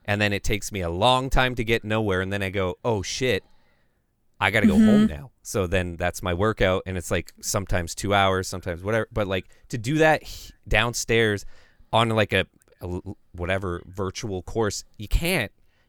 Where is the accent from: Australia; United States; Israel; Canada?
Canada; I'm Canadian, man. It's my freaking pastime, okay?